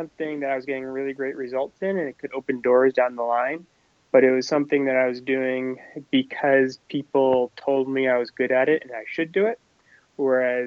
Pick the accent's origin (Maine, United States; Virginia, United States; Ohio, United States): Maine, United States; I grew up in Maine, and I always, from a very little age, would go cross country skiing in our backyard